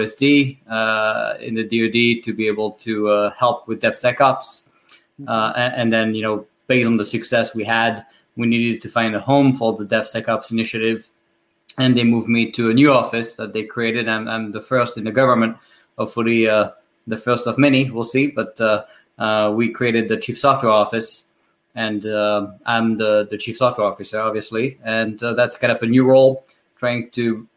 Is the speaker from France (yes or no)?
yes; France; accent: French; English is a second language; moved away as an adult; now in United States; with my French accent that I was not born in the US and I moved here 10 years ago